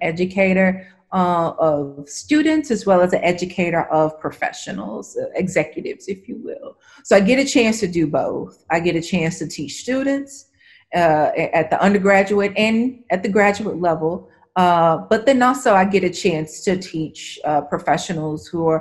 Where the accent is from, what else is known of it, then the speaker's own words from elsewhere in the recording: the southern region of the U.S., United States; now in Nashville, United States; I am a Southerner, born and raised in the southern region of the U.S.